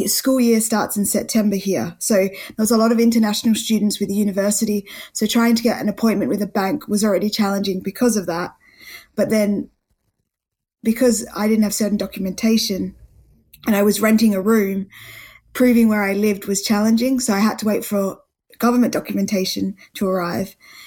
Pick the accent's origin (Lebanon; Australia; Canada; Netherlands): Australia; Perth, Western Australia; moved away as an adult; now in United Kingdom; I'm from Perth